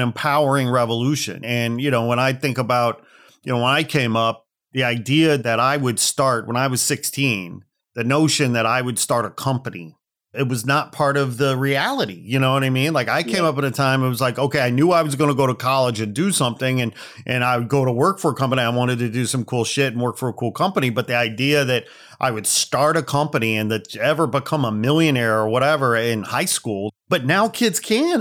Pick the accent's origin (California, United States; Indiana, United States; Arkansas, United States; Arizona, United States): Indiana, United States; Gary; now in Los Angeles, United States; I hail from the Midwest outside Chicago. I was born in Gary, Indiana